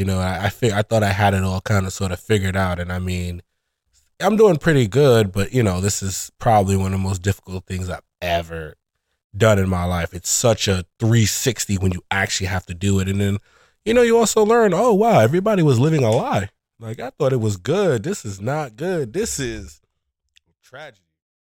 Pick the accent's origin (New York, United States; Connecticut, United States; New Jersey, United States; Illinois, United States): New York, United States; Brooklyn; My dad is from overseas. He was born in Aruba, but he like migrated here in like the 70s. And I'm a native New Yorker. I'm from here. I was born and raised in Brooklyn, East New York.